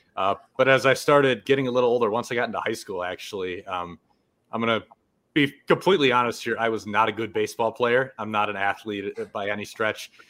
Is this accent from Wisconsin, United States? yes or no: yes; about half an hour north of Milwaukee, Wisconsin, United States; born and raised in Wisconsin, about half an hour north of Milwaukee